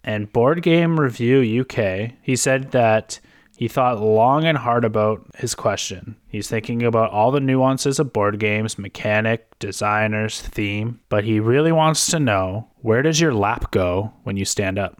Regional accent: Canada; we're Canadian

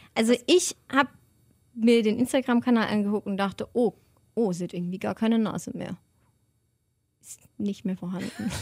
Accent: Germany; von Deutschland, von meiner Heimat

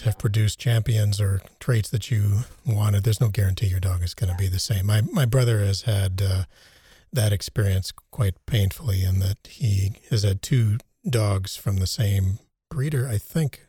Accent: United States; now in Germany; growing up in the United States

